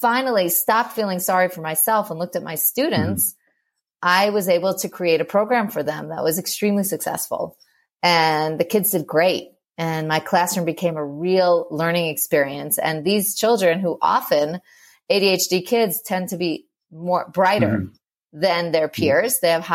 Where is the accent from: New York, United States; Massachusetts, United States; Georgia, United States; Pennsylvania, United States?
New York, United States; moved away as an adult; also born or lived in Moscow, Russia; now in Israel; I'm from New York, and we lived in Moscow for a couple of years and now in Israel.